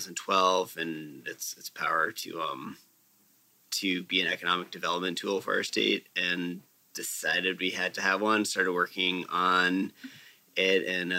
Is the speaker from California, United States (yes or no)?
no; Old Town, Maine, United States; also born or lived in Unity, Maine; I grew up in Old Town, Maine, where familiar for canoes